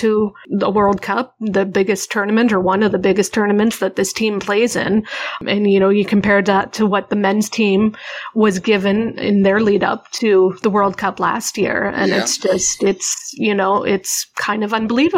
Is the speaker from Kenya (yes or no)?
no; Canada; my hometown or home flag here for Canada